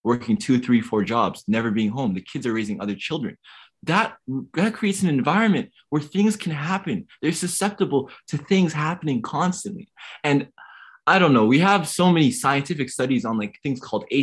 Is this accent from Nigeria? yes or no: no; Toronto, Ontario, Canada; I'm from West End of Toronto, the Rexdale community. My parents are refugees around a bunch of immigrants